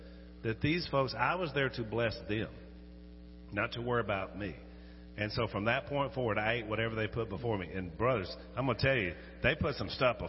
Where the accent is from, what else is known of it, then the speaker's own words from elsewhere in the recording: United States; because I'm an American